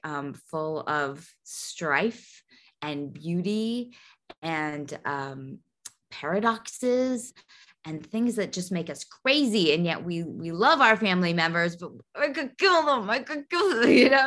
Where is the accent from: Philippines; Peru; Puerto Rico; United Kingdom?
Puerto Rico; growing up in Puerto Rico